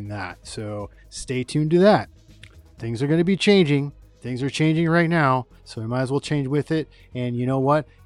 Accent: Michigan, United States; my home state of Michigan

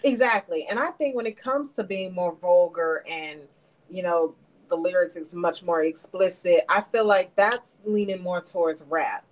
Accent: Memphis, Tennessee, United States; I was born and raised in Memphis

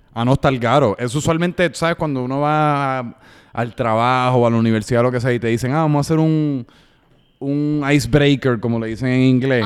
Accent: Puerto Rico; soy de Puerto Rico, si estoy en los Estados Unidos

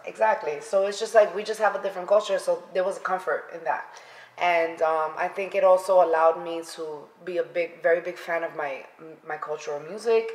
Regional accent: New York City, New York, United States; moved away; I am originally from the Bronx, and I grew up and was raised there.

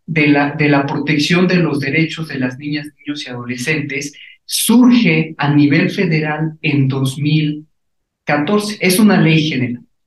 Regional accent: Puebla, Mexico; nosotros como poblanos

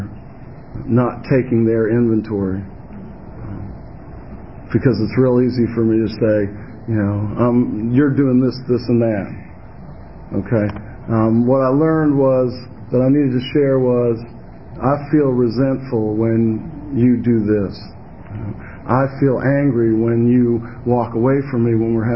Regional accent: Virginia, United States; I'm from Virginia, honey. Home of the Virginia region

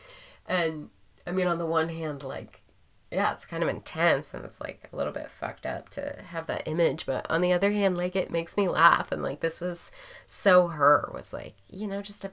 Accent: Portland, United States; growing up in Portland

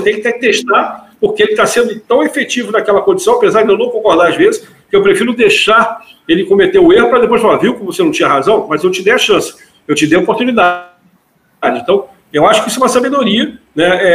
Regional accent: Rio de Janeiro, Brazil; eu sou carioca

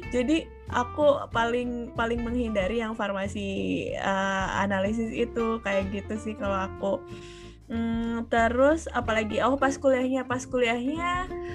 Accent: Bandung, West Java, Indonesia; also born or lived in Jatinangor, Sumedang Regency, West Java; kalau aku besarnya di Bandung, kemudian, eh, pada saat S M P it, eh, S D di Bandung

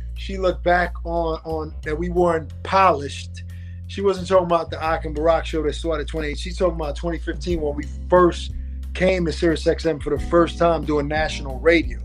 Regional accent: New York City, New York, United States; I was born and raised in Brooklyn

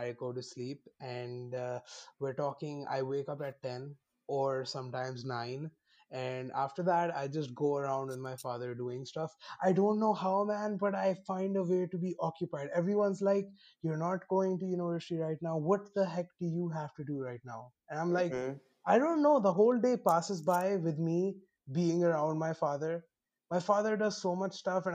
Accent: Lahore, Punjab, Pakistan; I'm from Lahore.

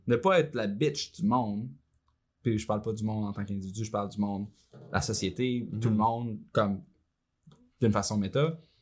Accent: Shawinigan, Quebec, Canada; Moi, je viens de Saint-Georges-de-Champlain, mère monoparentale, on était pauvre. Euh, pendant un bon bout, on était élevé sur le BS

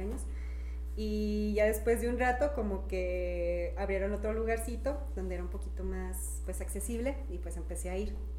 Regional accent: Chihuahua, Mexico; now in Zacatecas, Mexico; no soy de aquí, soy de Chihuahua.

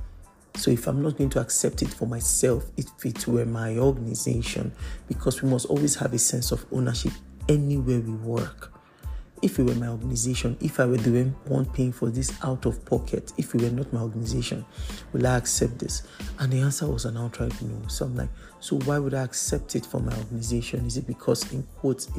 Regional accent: Lagos, Nigeria; I grew up in Lagos, Nigeria

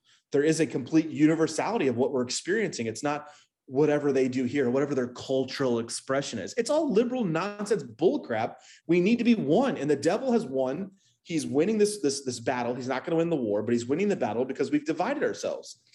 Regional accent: Midwest, United States; moved away; I'm from the Midwest originally

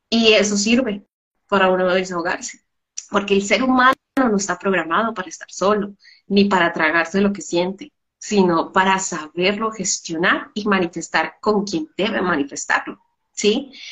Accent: Colombia; por lo menos yo crecí en, eh, en la infancia de Pablo Escobar, era muy terrible.

